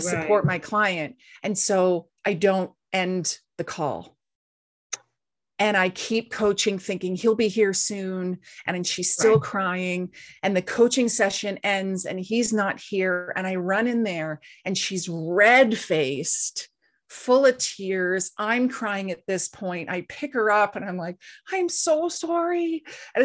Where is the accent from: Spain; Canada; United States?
Canada; East Coast of Canada; now in West Coast of Canada, Canada; we live on the West Coast of Canada and I grew up on the East Coast of Canada